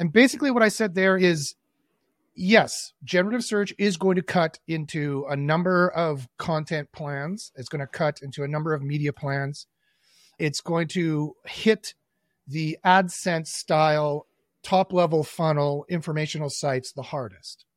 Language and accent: English; Winnipeg, Manitoba, Canada; also born or lived in Toronto; I was born and raised in Winnipeg